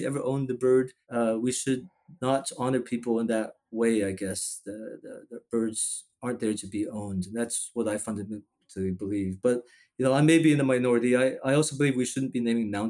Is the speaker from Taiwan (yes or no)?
yes; Taiwan; now in Houston, United States; I was born in Taiwan.